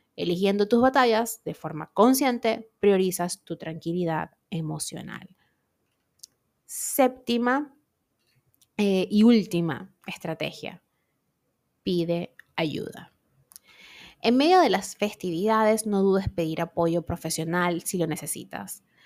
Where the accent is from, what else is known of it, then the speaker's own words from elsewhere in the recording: Venezuela; moved away; en mi país nosotros, bueno, y el que sea venezolano se va de Venezuela, pero igual mantiene estas costumbres